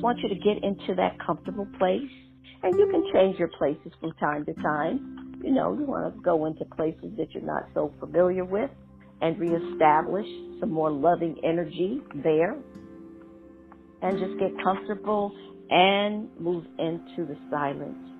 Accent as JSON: {"language": "English", "town": "Schenectady", "region": "New York", "country": "United States", "tie": "born or raised there", "said": "my hometown"}